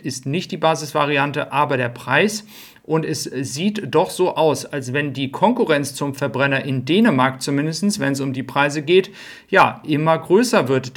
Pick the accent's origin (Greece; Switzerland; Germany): Germany; Flensburg, Schleswig-Holstein; ich bin gebürtiger Flensburger